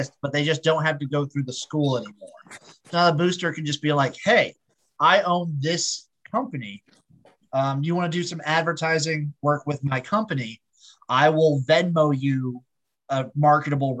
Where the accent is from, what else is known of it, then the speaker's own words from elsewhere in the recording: Nebraska, United States; I'm from Nebraska